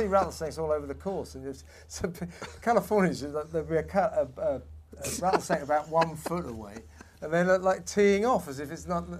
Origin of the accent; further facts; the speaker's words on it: London, United Kingdom; accent: southwest London; No, that's my southwest London accent.